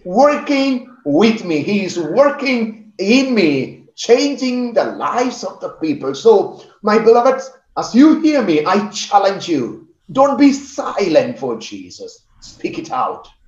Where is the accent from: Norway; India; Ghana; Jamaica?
India; I come from India